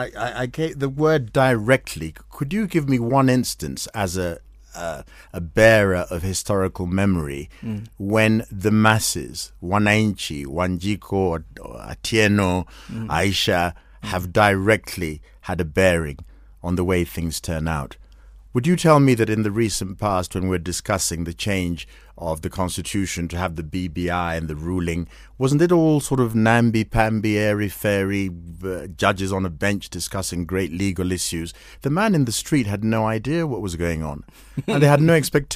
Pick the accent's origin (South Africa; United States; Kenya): Kenya; here I am, I'm a Kenyan